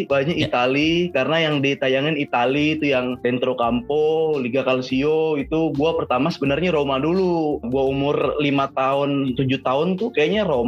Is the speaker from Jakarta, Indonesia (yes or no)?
yes; Jakarta, Indonesia; oh masuk sama daerah gue Petamburan Tanah Abang kayak gitu oh masuk